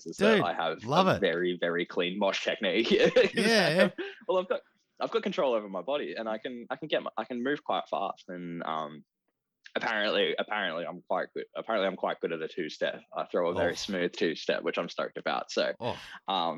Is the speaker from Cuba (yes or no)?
no; Ballarat, Victoria, Australia; I grew up in Ballarat